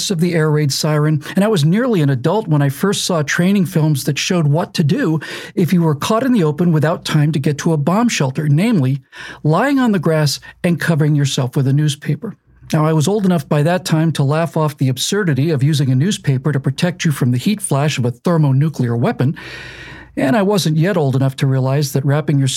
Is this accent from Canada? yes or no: no; Bermuda; born or raised there